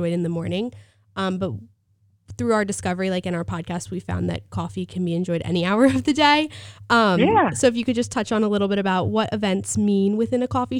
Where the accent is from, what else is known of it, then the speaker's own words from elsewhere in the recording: West Chester, Pennsylvania, United States; now in High Point, United States; I'm from a small city in Pennsylvania. I'm from Westchester, Pennsylvania, and we're a college town